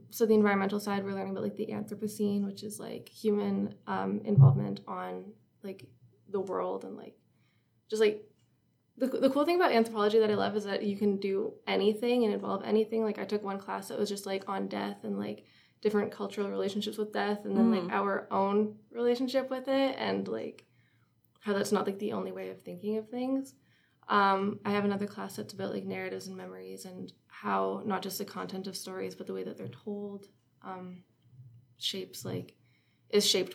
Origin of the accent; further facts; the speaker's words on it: Cobourg, Ontario, Canada; also born or lived in North Bay; I'm from Cobourg, which is like a little town on the lake, Lake Ontario